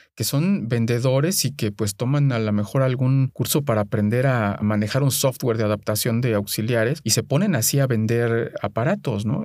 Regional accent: Mexico

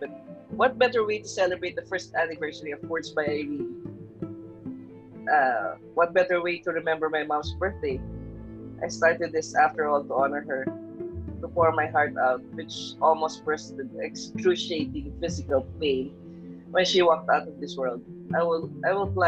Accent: Philippines; moved away as an adult; I'm a Filipino

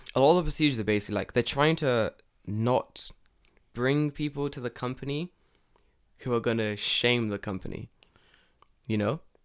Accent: Wales, United Kingdom; moved away as an adult; now in Japan; I'm Welsh

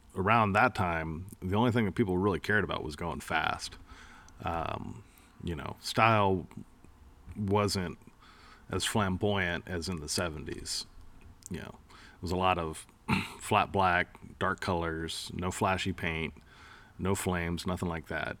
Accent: East Bay, San Francisco Bay Area, California, United States; moved away; I grew up in the Bay Area, uh, the East Bay

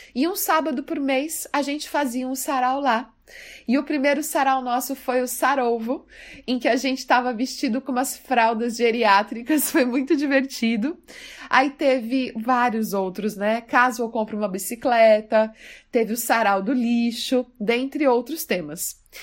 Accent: Mato Grosso do Sul, Brazil; now in São Paulo, Brazil; Eu sou do Mato Grosso do Sul e na escola eu já gostava muito de literatura

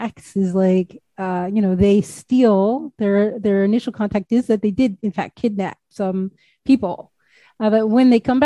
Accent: United States; as an American

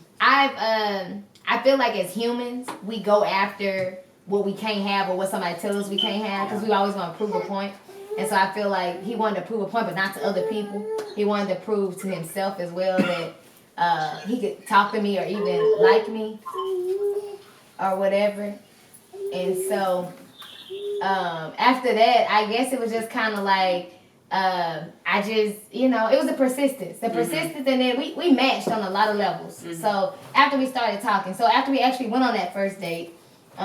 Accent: Mississippi, United States; I'm from Mississippi.

